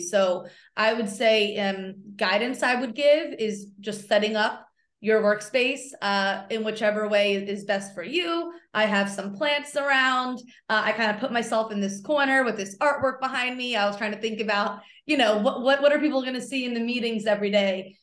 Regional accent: outside of Philadelphia, Pennsylvania, United States; I grew up outside of Philly, so, uh, everyone I went to school with rooted for the Eagles and the Phillies

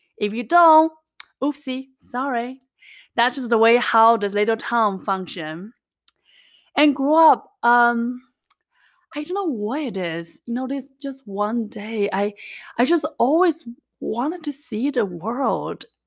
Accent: China; English is a second language; moved away; I was actually born and raised in the little mountain town in China

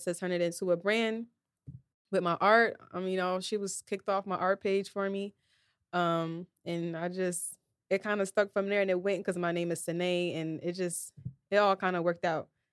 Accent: New Jersey, United States; I'm from Jersey, so we do a lot of club dances

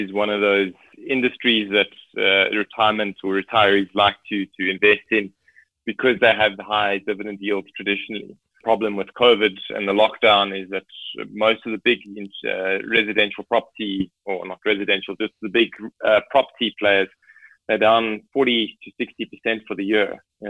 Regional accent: South Africa; But it's great as a South African to have access to an increased range of products.

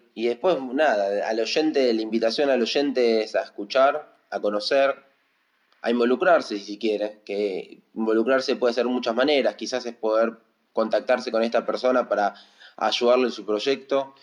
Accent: Argentina; casi todos los argentinos hicimos algún ajuste

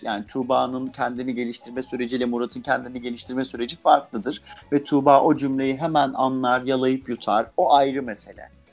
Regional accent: Adana, Turkey; first language Turkish; ben mesela Adanalıyım

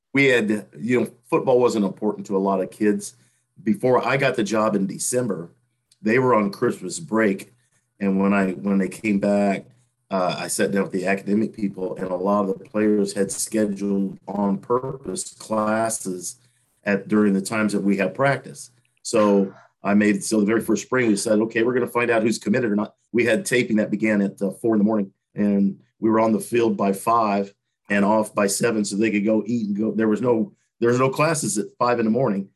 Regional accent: Terre Haute, Indiana, United States; born or raised there; moved away as an adult

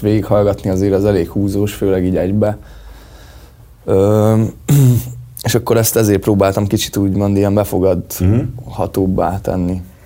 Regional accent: Magyarhertelend, Baranya, Hungary; now in Pécs, Hungary; még oda vagyok bejelentve

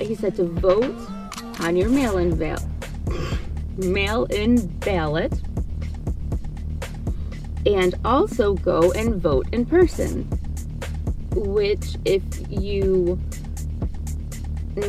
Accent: Ohio, United States; I grew up in Ohio and we had the Ohio Canal

